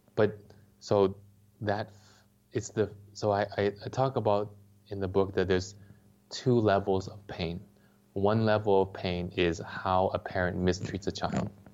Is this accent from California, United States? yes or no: yes; Los Angeles, California, United States; I grew up in Los Angeles